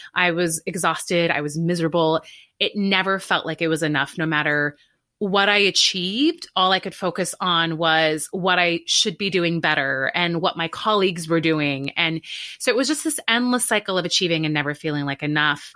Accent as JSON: {"language": "English", "country": "Canada", "tie": "born or raised there", "moved": "as an adult", "lives_now": "New York, United States", "said": "I grew up in Canada"}